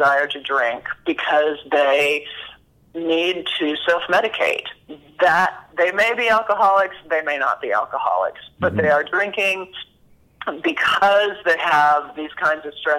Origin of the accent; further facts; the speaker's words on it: Dallas, Texas, United States; I'm from Dallas